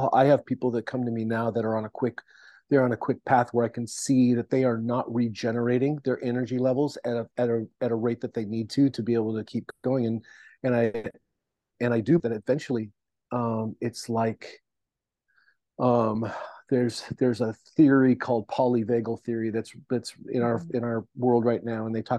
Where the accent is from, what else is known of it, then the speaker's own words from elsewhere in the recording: Seattle, Washington, United States; because I came from Seattle and I came from the church community in Seattle, I knew a lot of people in still that were still in ministry.